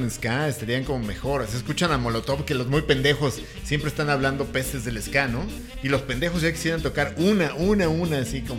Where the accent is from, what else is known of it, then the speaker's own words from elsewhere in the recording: Tacubaya, Mexico City, Mexico; Yo soy de Aragón. No, yo soy Tacubaya.